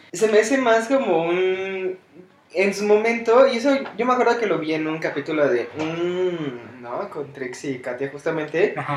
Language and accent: Spanish; Mexico City, Mexico; siendo mexicano y criándonos en este, en la mera Ciudad de México